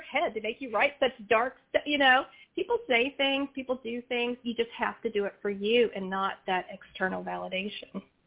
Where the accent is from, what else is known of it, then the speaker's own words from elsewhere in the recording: West Virginia, United States; now in Virginia, United States; having been born and raised in West Virginia, in a rural mm-hmm. part of West Virginia